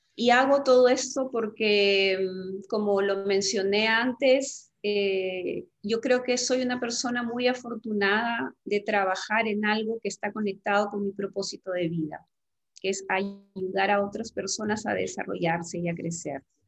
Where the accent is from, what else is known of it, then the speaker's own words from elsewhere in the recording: Peru; en mi país